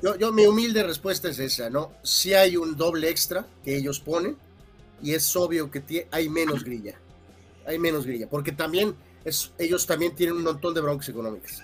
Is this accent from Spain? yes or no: no; Mexico; nosotros como mexicanos